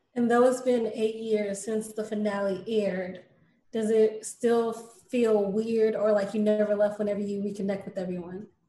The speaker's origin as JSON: {"language": "English", "town": "East St. Louis", "region": "Illinois", "country": "United States", "tie": "born or raised there", "said": "and I'm from East St. Louis"}